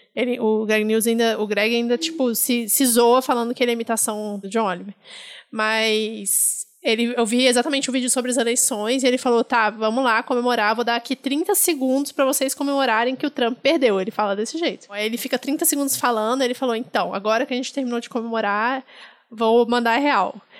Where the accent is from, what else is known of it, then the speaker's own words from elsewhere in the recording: Brasília, Federal District, Brazil; moved away as an adult; now in São Paulo, Brazil; como eu cresci em Brasília, apesar de ter nascido em São Paulo, eu cresci em Brasília